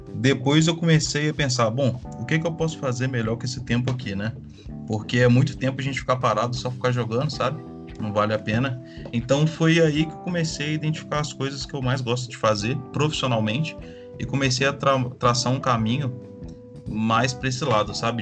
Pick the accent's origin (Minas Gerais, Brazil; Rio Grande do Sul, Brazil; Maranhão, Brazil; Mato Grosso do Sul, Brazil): Minas Gerais, Brazil; Juiz de Fora; sou de Juiz de Fora, Minas Gerais.